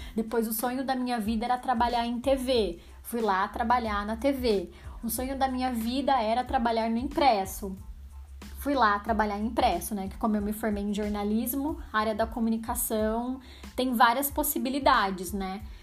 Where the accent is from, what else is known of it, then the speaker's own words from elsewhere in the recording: Araras, São Paulo, Brazil; also born or lived in Campinas / United States; Vindo de uma cidade minúscula, não é tão minúscula assim, né? Araras tem 120 mil habitantes, talvez mais, I don't know. Pra quem não sabe, eu moro em Araras, é uma cidade no interior de São Paulo. Nasci em Campinas, que também é interior de São Paulo, mas moro em Araras, assim, desde sempre.